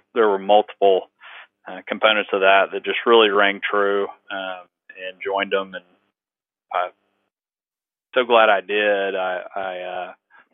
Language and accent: English; East Bernard, Texas, United States; born or raised there; also born or lived in Houston, Texas